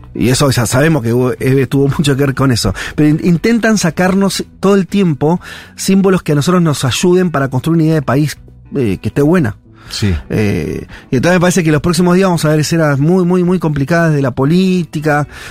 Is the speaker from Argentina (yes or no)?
yes; Argentina; como, como argentinos